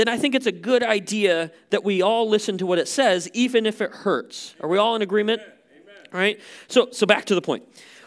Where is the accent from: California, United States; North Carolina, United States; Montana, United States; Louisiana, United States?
Montana, United States; a guy who was born and raised in Montana